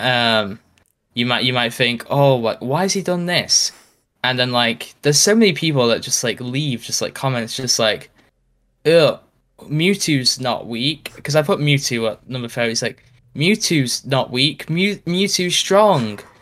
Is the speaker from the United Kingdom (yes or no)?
yes; United Kingdom; I'm British